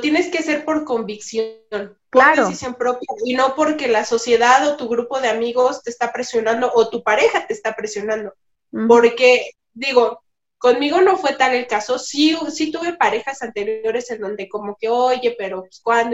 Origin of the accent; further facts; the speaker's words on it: Mexico; also born or lived in Málaga, Spain; pensamiento con el que vivimos en México, es parte de nuestra vida cotidiana.